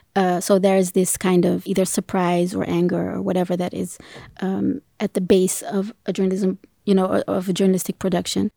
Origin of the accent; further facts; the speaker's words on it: Ethiopia; I'm from Africa. I'm from Ethiopia